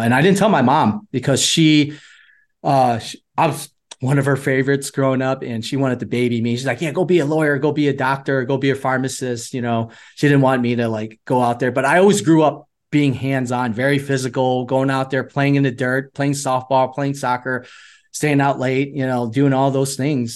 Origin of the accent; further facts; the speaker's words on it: Chicago, Illinois, United States; also born or lived in Vietnam; I grew up in the inner cities of Chicago. Uh, for the uh, majority of my uh, youth to my teens